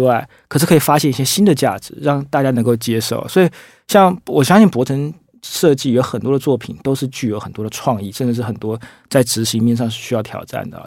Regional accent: Taiwan; 我们台湾人

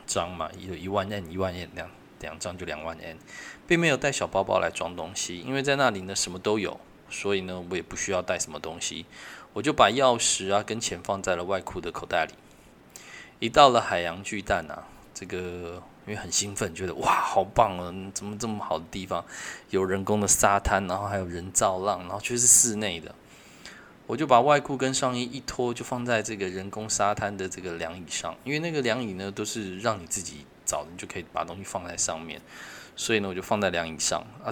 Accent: Taiwan; 因为她也不确定我是台湾人还是日本人

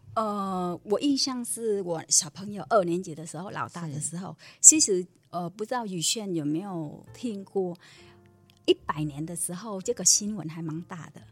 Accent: Vietnam; first language Vietnamese; Chinese is a second language; moved away as an adult; now in Taiwan; 我是越南的嘛，嗯。越南的话，因为我们家越南的话，我本身是越南人

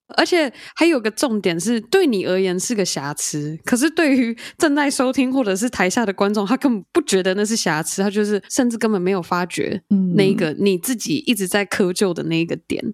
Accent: Taiwan; 他跟一个台湾人在一起，台湾人第一语言不是英文嘛

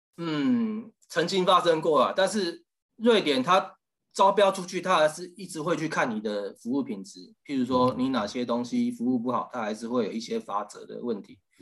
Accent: Taiwan; moved away as an adult; now in Stockholm, Sweden; 从小在台湾旅行

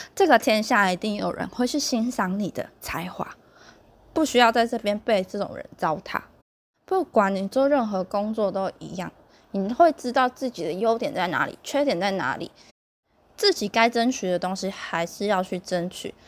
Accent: southern Taiwan, Taiwan; 你现在就是北部人欺负我们南部人

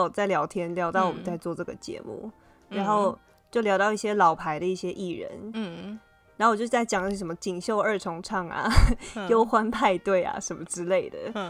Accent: Taiwan; 我们是台湾人嘛

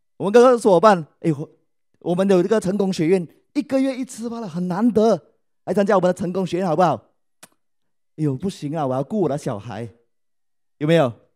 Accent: Malaysia; 我来自马来西亚，是爱多美的王冠大师以及王冠领袖俱乐部成员

